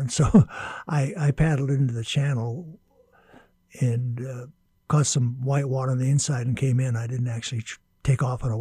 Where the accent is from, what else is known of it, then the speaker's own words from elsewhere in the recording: Honolulu, Hawaii, United States; My earliest memories are rolling around on the shore break and the white sands of Waikiki Beach, and then, of course, got my first surfboard when I was 8, and eventually learned how to surf at canoe surf in Waikiki